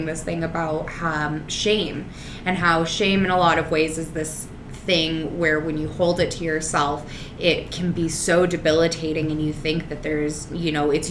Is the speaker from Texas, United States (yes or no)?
no; Reno, Nevada, United States; growing up in Reno, Nevada, and being around a bunch of cowboy-esque types